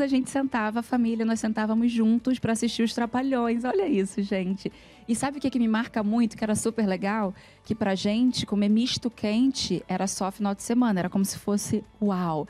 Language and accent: Portuguese; Rio de Janeiro, Brazil; now in São Paulo, Brazil; eu fui nascida e criada no Rio de Janeiro, numa comunidade chamada Vila Vintém, que é em Padre Miguel